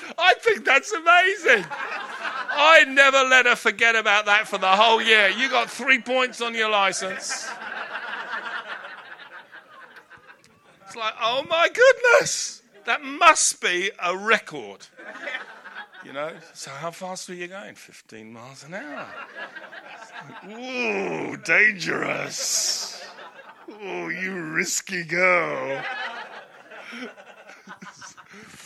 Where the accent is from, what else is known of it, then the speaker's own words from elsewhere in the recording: Hampton, London, United Kingdom; I grew up in Hampton in Middlesex